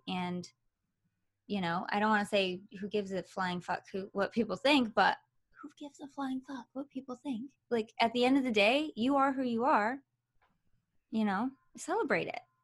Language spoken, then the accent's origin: English; Michigan, United States; also born or lived in Los Angeles, California; now in Nevada, United States; I originally came from Michigan